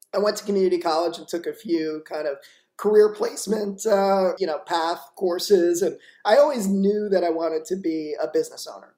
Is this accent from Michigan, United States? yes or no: no; Boca Raton, Florida, United States; also born or lived in New York; i was born in new york and then grew up in uh, boca raton florida